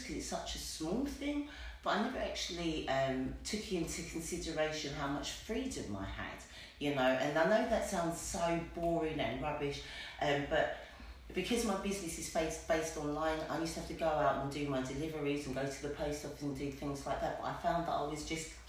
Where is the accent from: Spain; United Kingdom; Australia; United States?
United Kingdom; Westcliff-on-Sea, East of England; I'm from Westcliff-on-Sea